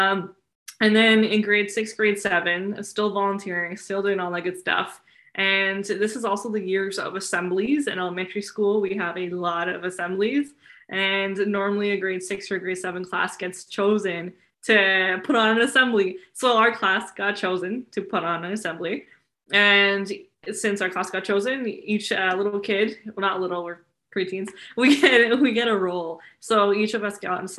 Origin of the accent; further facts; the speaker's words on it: Surrey, British Columbia, Canada; I grew up in Surrey, British Columbia.